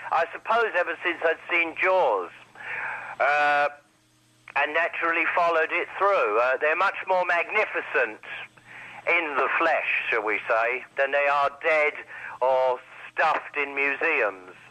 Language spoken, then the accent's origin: English; United Kingdom; Indeed, I am a British product myself